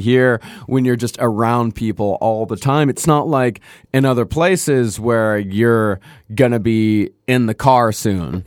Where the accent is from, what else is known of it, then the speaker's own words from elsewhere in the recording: Texas, United States; growing up in Texas